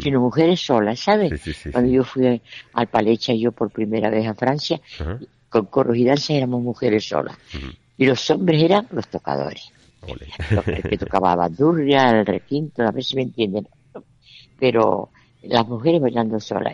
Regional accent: Canary Islands, Spain; lo que somos somos canarios

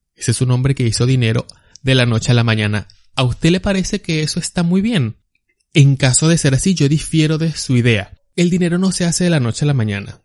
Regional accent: Barquisimeto, Lara, Venezuela; yo soy de Barquisimeto

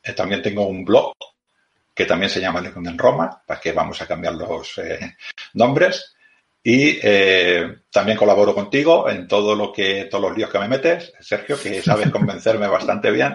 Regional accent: Badalona, Catalonia, Spain; soy de Badalona también, soy de Badalona, yo del mismo Badalona

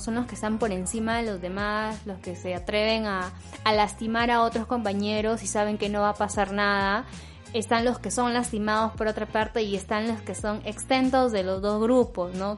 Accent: northern Peru, Peru; accent: northern (sing-song); En el caso de los norteños, eh, un rasgo típico que suele eh, identificarlos es el tono de la voz, que dicen que, que hablamos cantando

